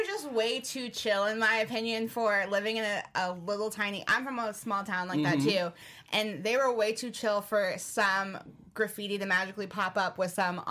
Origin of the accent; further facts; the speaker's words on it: Jamaica; I'm Jamaican